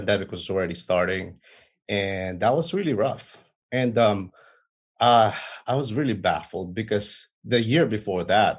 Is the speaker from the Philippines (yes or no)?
yes; Philippines; moved away as an adult; also born or lived in Manila; now in Washington, D.C., United States; So I grew up in the Philippines, in the province, in the same thing in Manila.